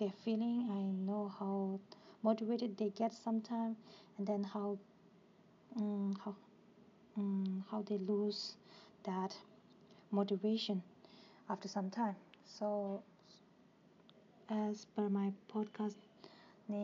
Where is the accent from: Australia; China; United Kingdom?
China; Tibet; now in India; I'm basically from Tibet and for the last 20 years I live in India as a refuge